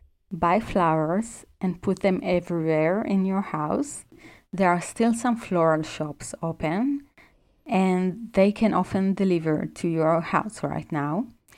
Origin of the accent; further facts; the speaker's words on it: Israel; I'm from Israel and most people don't really celebrate Christmas there.